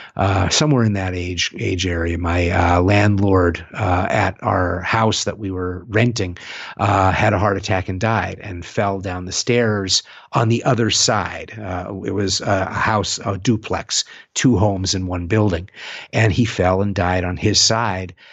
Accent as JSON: {"language": "English", "town": "San Francisco", "region": "California", "country": "United States", "tie": "born or raised there", "said": "my hometown of San Francisco"}